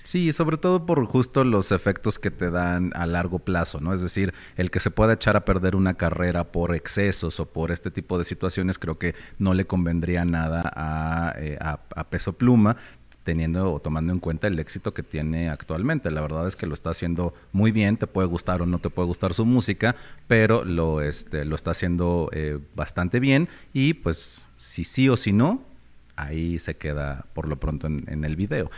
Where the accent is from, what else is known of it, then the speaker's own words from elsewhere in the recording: Mexico; como mexicano